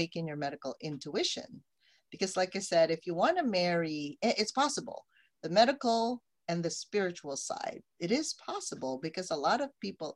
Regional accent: Philippines; now in United States; I came from the Philippines

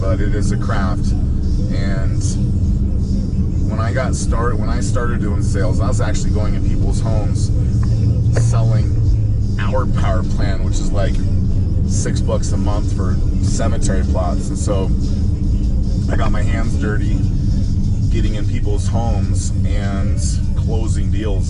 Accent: Oakdale, California, United States; now in Colorado, United States; I live in Colorado, but I'm from California, a little tiny town in Central California that almost nobody's heard of. It's called Oakdale

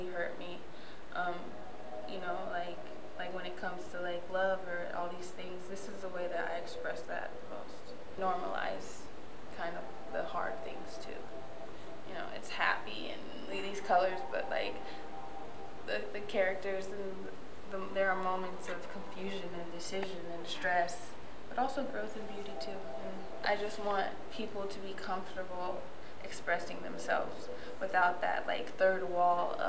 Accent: Ohio, United States; moved away as an adult; also born or lived in New York; now in New York City, United States; I'm 23 years old and I'm from Ohio

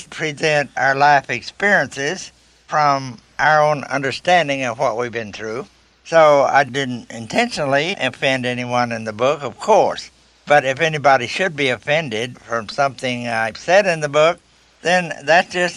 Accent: Messer, Oklahoma, United States; there were still a lot of Indians where I was born in Messer, Oklahoma. Messer, Oklahoma is a town down in Choctaw County in southeast Oklahoma

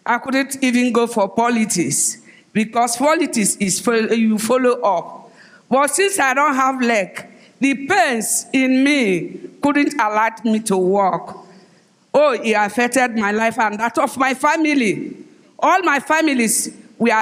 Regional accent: Omoku, Rivers State, Nigeria; from River State of Nigeria. I am from Omok Town, from Onelga

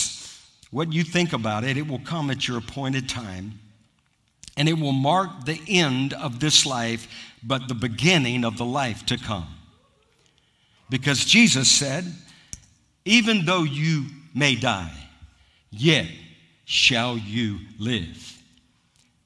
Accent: United States; I'm American

